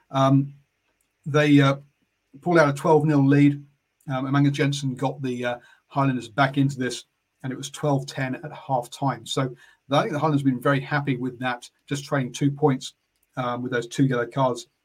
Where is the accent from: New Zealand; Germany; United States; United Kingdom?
New Zealand; also born or lived in Samoa; so down from South Africa, I'm from Samoa. Um, but of, but a Kiwi being brought up in uh, uh, being brought up in New Zealand.